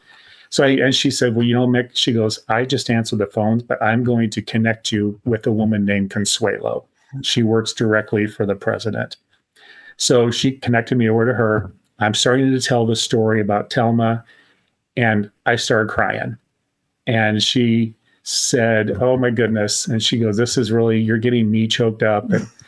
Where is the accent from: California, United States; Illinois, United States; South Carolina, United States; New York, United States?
Illinois, United States; Tuscola; But I grew up in Tuscola, Illinois.